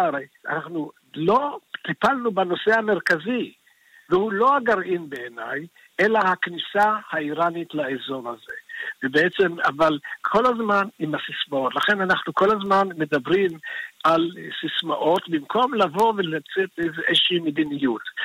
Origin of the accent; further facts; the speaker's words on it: Israel; also born or lived in Iran; אני עליתי לארץ, הייתי בן חמש